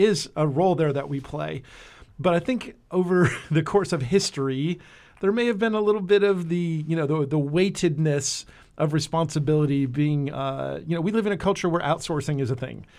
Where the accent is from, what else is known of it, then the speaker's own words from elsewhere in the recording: New Jersey, United States; also born or lived in California / Florida; now in Nashville, United States; I grew up in New Jersey